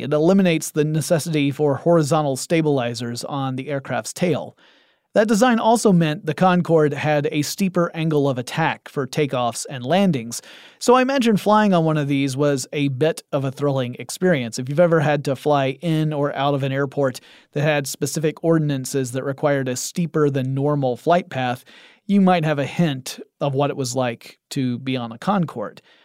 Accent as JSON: {"language": "English", "country": "United States", "said": "I am an ignorant American type"}